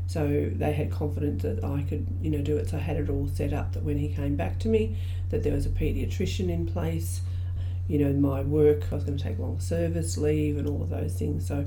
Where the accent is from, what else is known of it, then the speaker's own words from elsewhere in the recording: Australia; So um, I'm an Aboriginal woman, I'm from Stolen Generation.